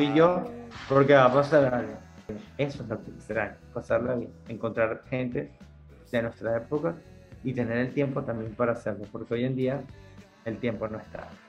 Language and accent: Spanish; Caracas, Capital District, Venezuela; moved away as an adult; now in United States; yo me crié en Santa Mónica, en Caracas, Venezuela